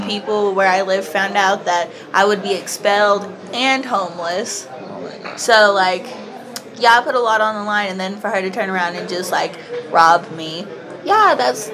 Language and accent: English; Kentucky, United States; I am from Kentucky in uh-huh. the United States